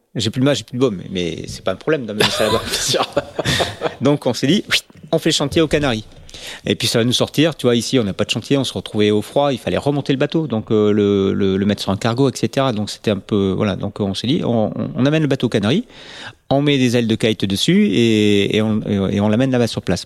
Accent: Bordeaux, Nouvelle-Aquitaine, France; on est bordelais.

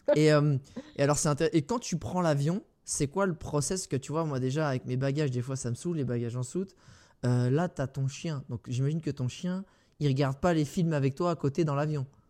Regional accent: France

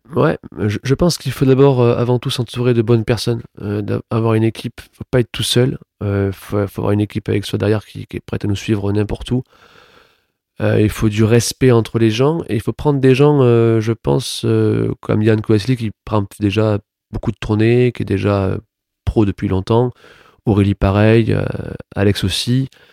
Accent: Toulouse, Occitania, France; moved away as an adult; also born or lived in Paris; moi, je suis né à Toulouse.

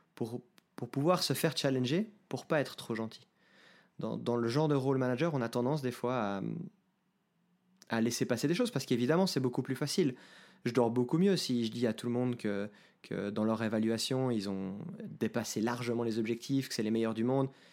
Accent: Geneva, Switzerland; moved away as an adult; now in Lausanne, Switzerland; Je suis né à Genève, j'habite aujourd'hui à Lausanne euh, depuis que j'ai déménagé dans cette ville pour mes études en 2008

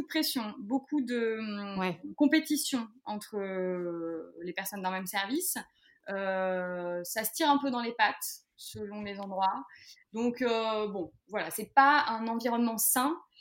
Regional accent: Les Sables-d'Olonne, Pays de la Loire, France; moved away as an adult; also born or lived in Paris; j'ai quitté Paris, je suis revenue aux sources, donc au Sable d'Olonne

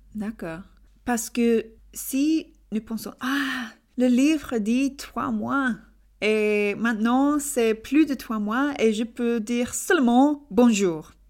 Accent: England, United Kingdom; French is a second language; je suis anglaise d'Angleterre

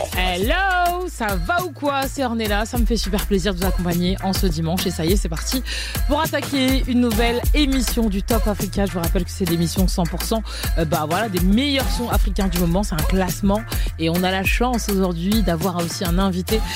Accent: Côte d’Ivoire; je suis ivoirienne

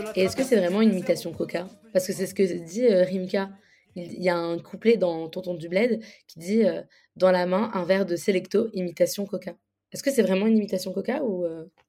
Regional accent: Algeria; je suis algérienne

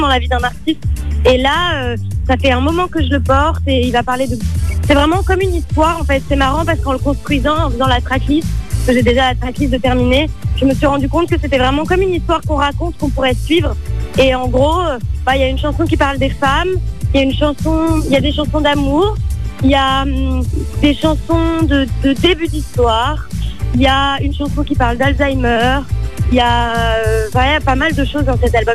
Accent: Paris, Île-de-France, France; je suis née à Paris

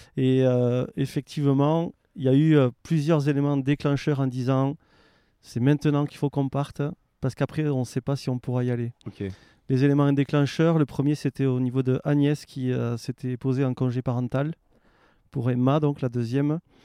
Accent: Aveyron, Occitania, France; moved away as an adult; also born or lived in Annecy; now in Faverges, France; je suis originaire de l'Aveyron

